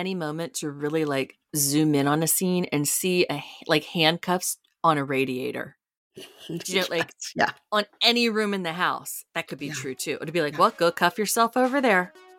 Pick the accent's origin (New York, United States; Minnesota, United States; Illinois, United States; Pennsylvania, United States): New York, United States; And I'm a New Yorker. So everything's up for negotiations, right?